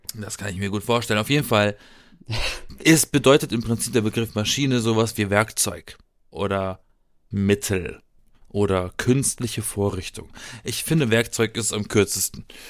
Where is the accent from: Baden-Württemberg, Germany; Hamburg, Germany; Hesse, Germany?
Baden-Württemberg, Germany; Baden-Baden; in Baden-Baden, wo ich herkomme